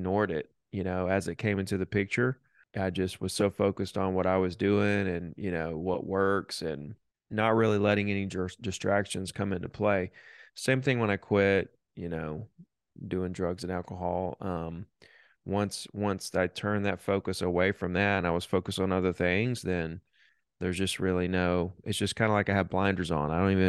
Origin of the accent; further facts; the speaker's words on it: Alabama, United States; Down here on the beach. A lot of people don't know we have beaches here, but Florida extends into Alabama, a good 40 miles of white sandy beaches, and that's where I grew up.